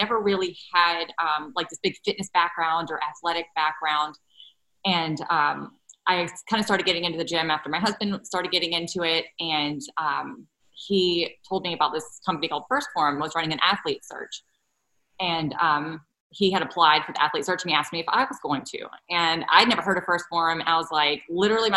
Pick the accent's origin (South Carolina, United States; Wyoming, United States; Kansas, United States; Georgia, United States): South Carolina, United States; I'm from South Carolina